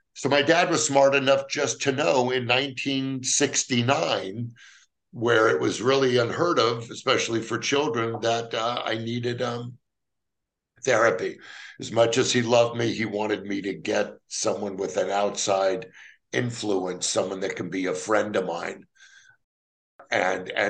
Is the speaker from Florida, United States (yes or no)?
no; Los Angeles, California, United States; Growing up, I grew up in the San Fernando Valley of Los Angeles